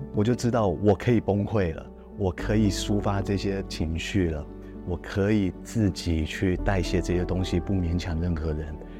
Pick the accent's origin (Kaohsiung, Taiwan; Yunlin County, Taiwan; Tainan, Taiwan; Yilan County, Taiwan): Yilan County, Taiwan; 我小时候就住在宜兰